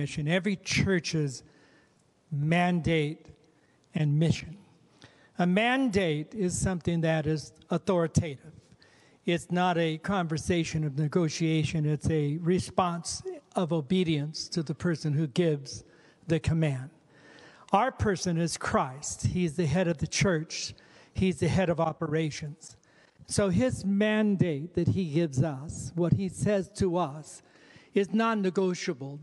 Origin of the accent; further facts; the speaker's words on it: Fallbrook, California, United States; moved away as an adult; also born or lived in Riverside, California; now in Oregon, United States; I'm actually born and raised in California, down in Fallbrook, California, and then Riverside